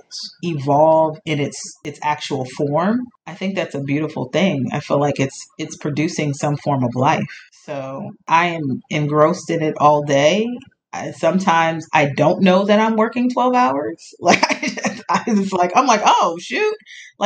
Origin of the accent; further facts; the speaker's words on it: Montgomery County, Maryland, United States; I grew up in Maryland, in Montgomery County, Maryland